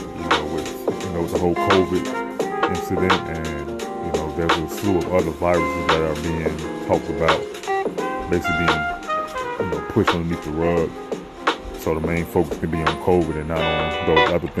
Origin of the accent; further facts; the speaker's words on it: Chicago, Illinois, United States; I am from Chicago, so you know we talk kind of fast